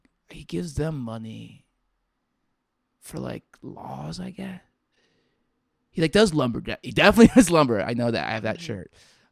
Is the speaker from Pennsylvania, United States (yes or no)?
no; Virginia, United States; I grew up in Virginia.